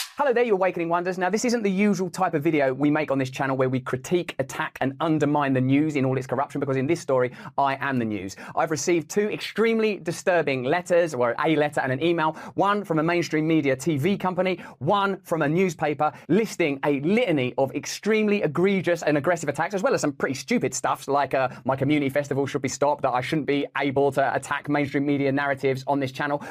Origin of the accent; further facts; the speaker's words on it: England, United Kingdom; I'm English